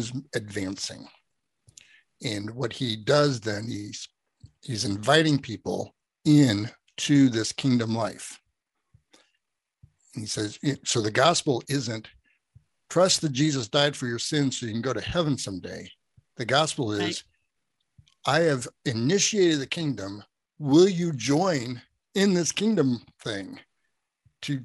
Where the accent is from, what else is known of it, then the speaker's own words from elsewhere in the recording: United States; I'm American